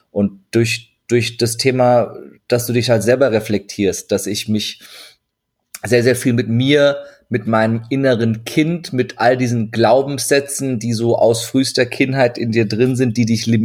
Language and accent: German; Turkey; zur Not sage ich immer, ich bin, ich bin, ich bin Türke, ich darf das.